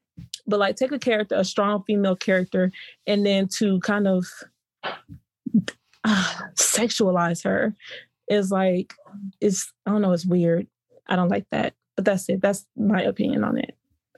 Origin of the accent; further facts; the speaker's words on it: Houston, Texas, United States; I am from Houston, Texas.